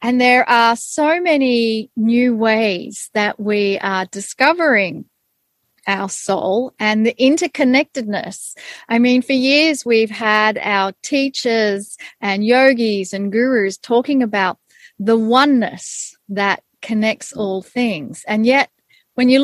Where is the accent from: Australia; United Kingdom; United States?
Australia; I was born in Australia. I had Hungarian parents who immigrated to Australia. So I was born up in a Hungarian culture, but then got immersed into being Australian.